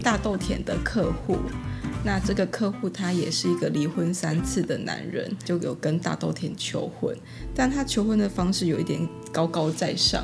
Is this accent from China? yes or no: no; Taiwan; now in Taipei, Taiwan; 我们乡下到现在都还是可以听得到你那个，呃，骑着三轮车的广播